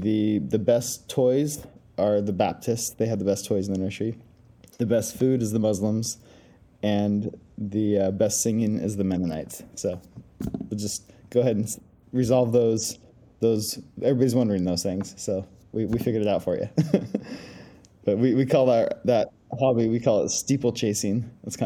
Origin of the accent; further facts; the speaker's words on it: Ukiah, California, United States; moved away as an adult; also born or lived in El Salvador; now in Middle East; I was born and raised in Ukiah, California, which is this lovely little town nestled in the hills between the redwood trees